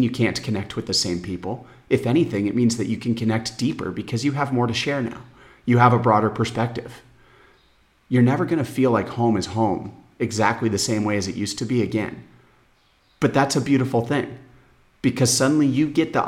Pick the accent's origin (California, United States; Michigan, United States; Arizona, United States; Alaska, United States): Arizona, United States; Phoenix; moved away as an adult; now in São Miguel, Portugal; Arizona, my hometown Phoenix